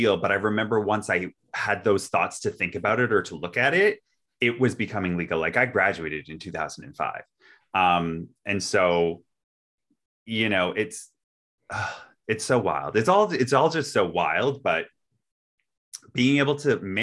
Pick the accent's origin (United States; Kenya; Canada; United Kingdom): Canada; we grew up in Canada